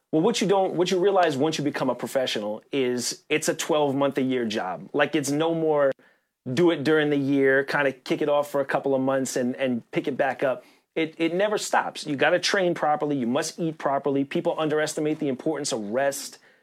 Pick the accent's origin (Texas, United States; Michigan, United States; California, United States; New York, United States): New York, United States; as a New Yorker.